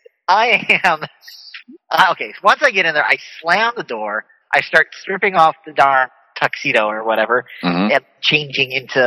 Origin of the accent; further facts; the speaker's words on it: Kentucky, United States; I'm from Kentucky. I'm a little bit country. I can take my whiskey.